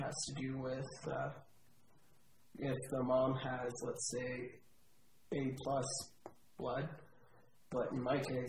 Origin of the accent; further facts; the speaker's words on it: Calgary, Alberta, Canada; I was born in Calgary.